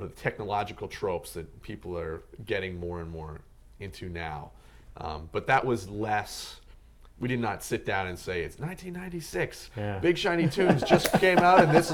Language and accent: English; Canada; born or raised there